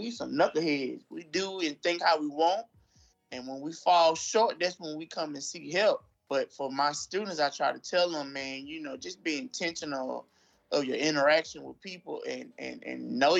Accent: Shaw, Mississippi, United States; I was born and raised in Shaw, Mississippi

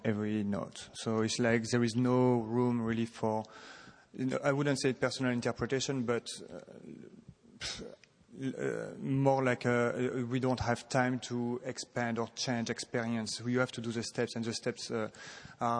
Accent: Lille, Hauts-de-France, France; moved away; also born or lived in Paris; I was born in northern France, in Lille, and my parents, when I was a kid, wanted me and my brother to do a sport and some music

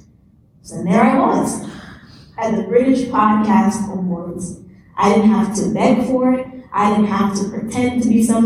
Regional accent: United States; I'm from the U.S.

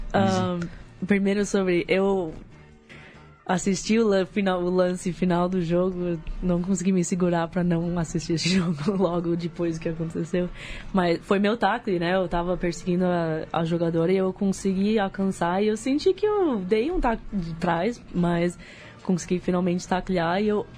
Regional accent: United States; moved away as an adult; nasci nos Estados Unidos e um, cresci lá, sou filha de dois pais brasileiros

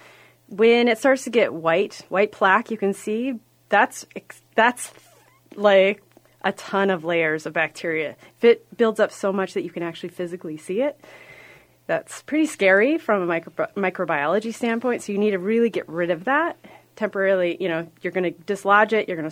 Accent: Iowa, United States; I come from Iowa.

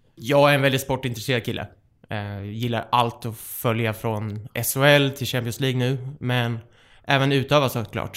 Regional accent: Västervik, Kalmar County, Sweden; accent: Småland dialect; now in Stockholm, Sweden; Jag är en glad smålänning, uppvuxen i Västervik. Och det hör ni säkert på min underbara dialekt

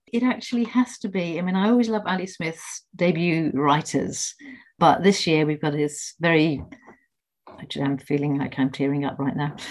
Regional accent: Liverpool, North West England, United Kingdom; I'm from Liverpool

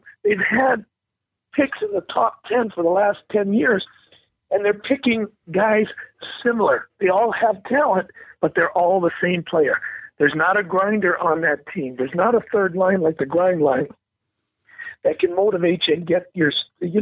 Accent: Canada; as a Canadian

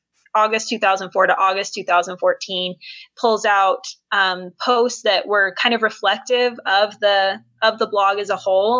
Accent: St. George, Utah, United States; now in Layton, United States; And gosh, where to start? I was born and raised Mormon. I grew up in the St. George area, if anybody is familiar with Washington County.

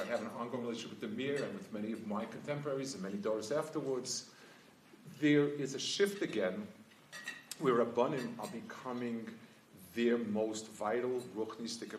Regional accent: New York, United States; moved away as an adult; also born or lived in Jerusalem; I grew up in New York, the Lower East Side. I was there until I finished high school, and then I was in Yerushalayim for 25 years.

